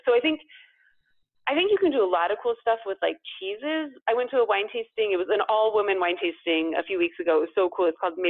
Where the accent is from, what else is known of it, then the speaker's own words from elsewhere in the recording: California, United States; moved away as an adult; also born or lived in Pacific Northwest; now in Paris, France; growing up in California, but then also going to school in the Pacific Northwest, which has such a like rich craft beer culture and history. And then moving to Paris